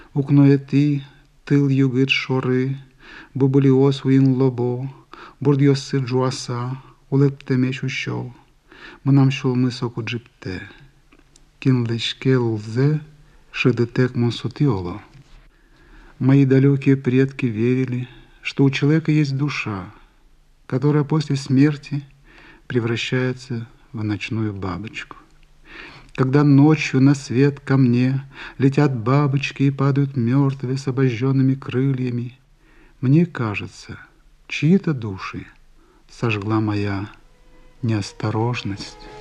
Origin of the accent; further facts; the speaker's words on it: Udmurtia, Russia; мы в Удмуртии, во-вторых, я удмурт